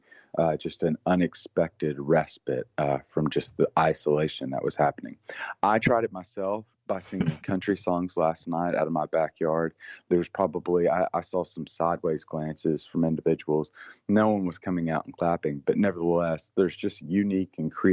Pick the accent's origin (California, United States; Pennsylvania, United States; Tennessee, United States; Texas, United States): Tennessee, United States; I'm from Tennessee